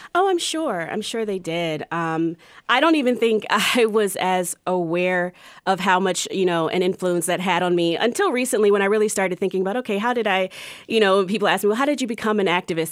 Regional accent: Columbia, Maryland, United States; moved away as an adult; also born or lived in Durham; now in Charlotte, United States; Growing up in Columbia was really interesting.

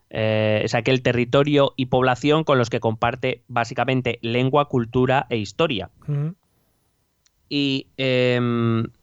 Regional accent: Spain; born there; yo soy español porque he nacido en un Estado-nación llamado, en un país llamado España

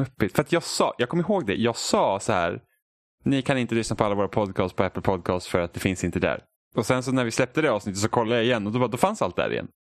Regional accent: Sweden; vi är svenskar

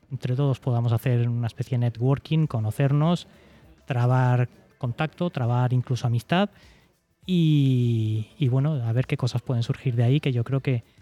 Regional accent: Cartagena, Region of Murcia, Spain; para los que somos de Cartagena, que nos tenemos que nos vamos a desplazar

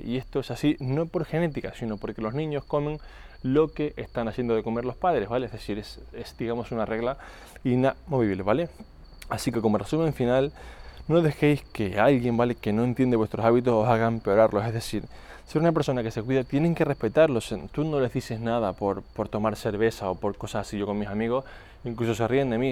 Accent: Canary Islands, Spain; moved away; also born or lived in Mallorca; Yo antes vivía en Mallorca, aunque soy de Canarias

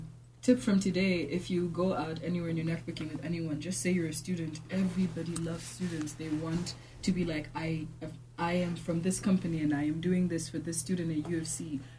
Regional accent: Kenya; … is a Nigerian name, but I'm Kenyan.

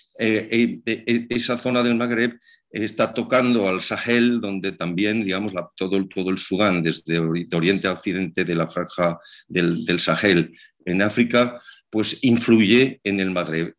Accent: Zaragoza, Aragon, Spain; mi ciudad natal, en Zaragoza

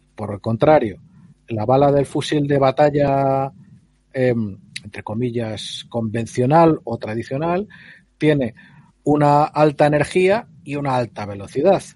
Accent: Spain; yo tengo experiencia con armas de civil y en el pueblo y de chaval, cuando en la España esa de, de Cuéntame, pues en los, pueblos los chicos podíamos pegar tiros

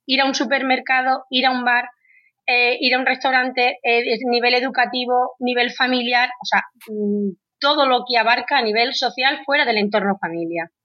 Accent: Badajoz, Extremadura, Spain; Yo soy de Badajoz, de Extremadura

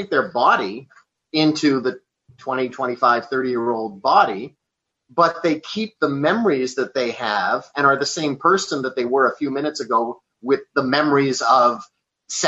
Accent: Canada; I'm from Canada

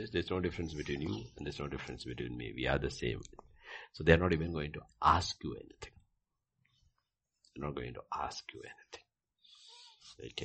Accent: India; I'm also Indian.

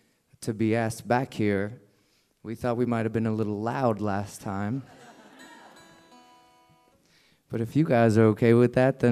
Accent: Charleston, South Carolina, United States; we're from Charleston as well. We're just from the other, Charleston, from Charleston, South Carolina.

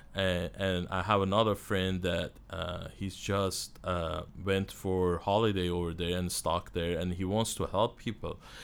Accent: Iran; moved away; I'm um, from Iran and I'm originally Armenian. So I grew up uh, in Iran.

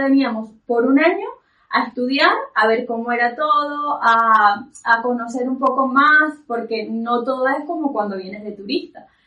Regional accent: Valencia, Carabobo, Venezuela; moved away as an adult; now in Spain; nosotros somos inicialmente de, de Valencia

